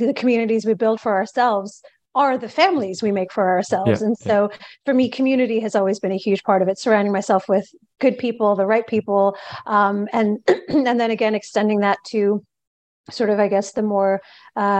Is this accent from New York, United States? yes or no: yes; New York, United States; I'm originally from New York, born and bred New Yorker, and I come from a Indian American family